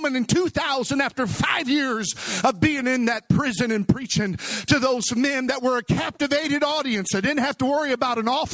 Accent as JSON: {"language": "English", "region": "Missouri", "country": "United States", "tie": "born or raised there", "said": "A broken young man born and raised in Missouri, come from a broken home"}